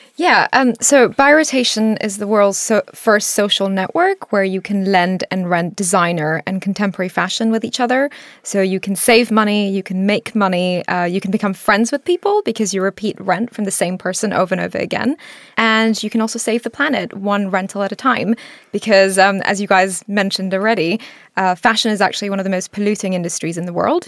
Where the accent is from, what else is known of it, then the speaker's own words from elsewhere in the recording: Singapore; also born or lived in India; now in United Kingdom; I grew up in Singapore